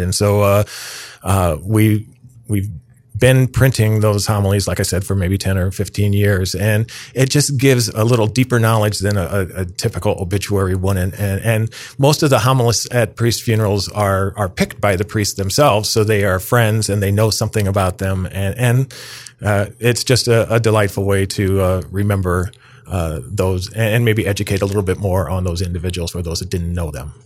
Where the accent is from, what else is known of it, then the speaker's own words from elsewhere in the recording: downstate Illinois, United States; my mother was a parish organist, uh, for forty years in my hometown in downstate Illinois